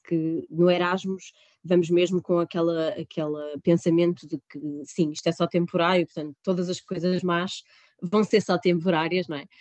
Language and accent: Portuguese; Portugal; moved away as an adult; now in Heidelberg, Germany; eu nasci e cresci em Oliveira das Mães